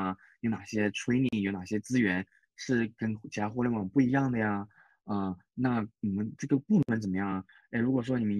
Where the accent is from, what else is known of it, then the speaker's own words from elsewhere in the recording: China; now in Japan; 就是我一个外国人讲的话听不懂，那那不是你本地人的问题吗？那像我们中国人，如果一个外国人跟我们中文讲话